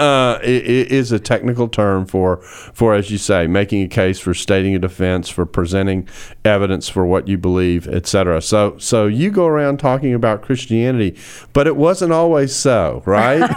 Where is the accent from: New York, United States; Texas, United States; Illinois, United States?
Texas, United States; Houston; now in Dallas, United States; my hometown, Houston, Texas. I am a Houstonian in exile in Dallas.